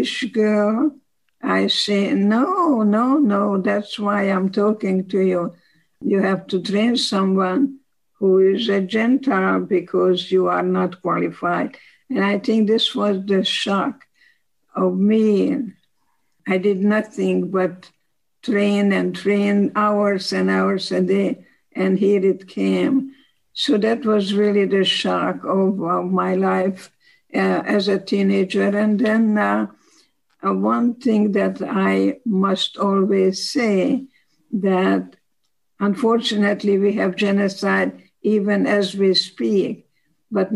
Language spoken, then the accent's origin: English; Košice, Košice Region, Slovakia; English is a second language; moved away as an adult; now in United States; I was born in 1927 in Košice, Czechoslovakia